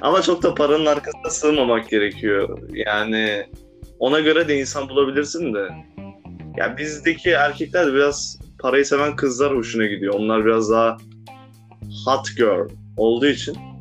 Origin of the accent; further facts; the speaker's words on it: Turkey; Ben de Türk'üm